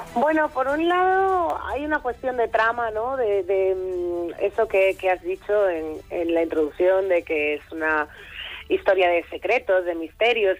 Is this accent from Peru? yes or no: no; Foz, Galicia, Spain